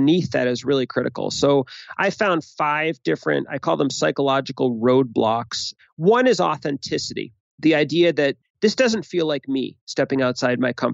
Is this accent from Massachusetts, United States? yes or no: yes; Boston, Massachusetts, United States; I'm from Boston.